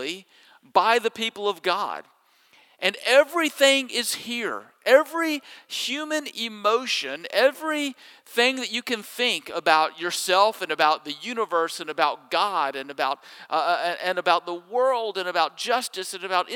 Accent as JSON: {"language": "English", "town": "Jackson", "region": "Mississippi", "country": "United States", "tie": "born or raised there", "said": "When I was growing up in Jackson, Mississippi, my neighborhood pool was only a short bike ride from my house"}